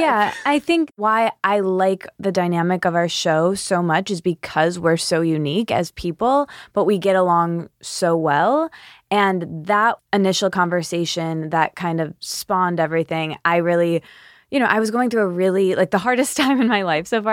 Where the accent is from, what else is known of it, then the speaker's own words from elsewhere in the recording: Michigan, United States; I'm from Michigan, a small college town